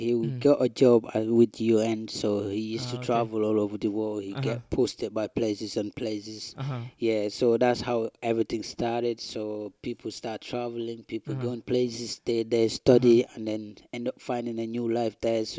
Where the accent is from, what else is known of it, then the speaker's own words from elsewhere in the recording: Gambia; moved away as an adult; now in Glasgow, United Kingdom; I'm based in Glasgow. I'm from the Gambia, West Africa.